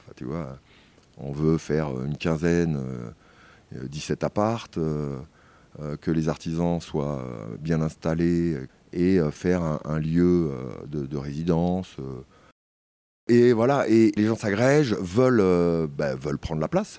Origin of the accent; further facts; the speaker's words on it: Paris, Île-de-France, France; moved away; je suis parisien, né à Paris en tous les cas.